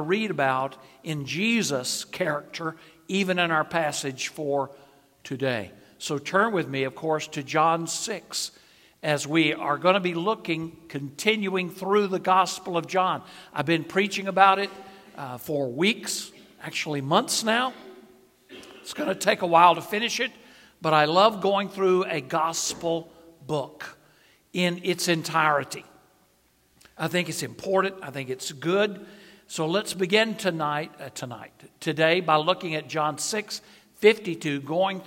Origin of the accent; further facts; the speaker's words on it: North Carolina, United States; I am from, my home state is North Carolina.